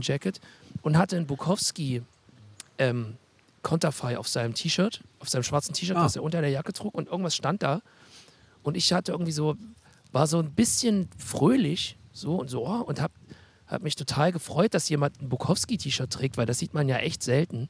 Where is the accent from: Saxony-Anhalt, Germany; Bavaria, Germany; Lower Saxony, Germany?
Saxony-Anhalt, Germany; Halle; Als Hallenser